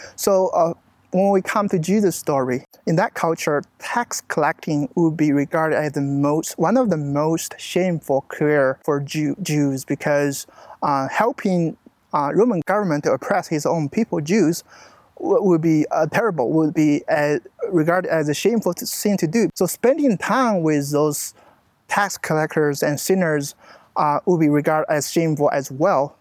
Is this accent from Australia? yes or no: no; China; moved away as an adult; also born or lived in Searcy, Arkansas; now in United States; I'm from China.